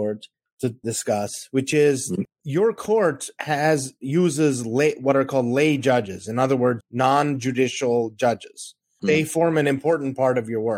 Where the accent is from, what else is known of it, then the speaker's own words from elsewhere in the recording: United States; as an American lawyer